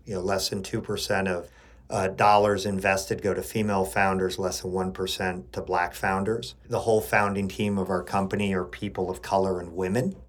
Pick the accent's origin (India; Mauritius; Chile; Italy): Chile; I grew up in Chile. My mother's American and my father's Chilean